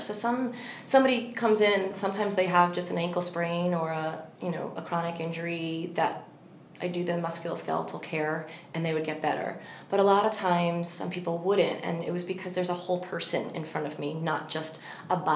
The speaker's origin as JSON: {"language": "English", "area": "Long Island", "region": "New York", "country": "United States", "also_born_or_lived": "Indiana", "said": "I'm from Long Island"}